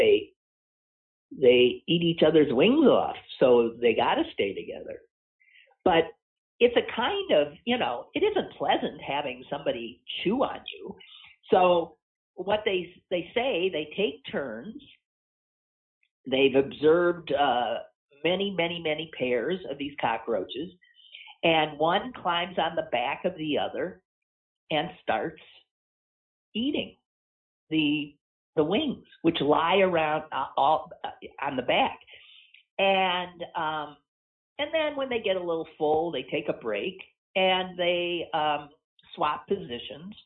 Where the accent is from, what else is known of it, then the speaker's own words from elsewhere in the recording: United States; We're American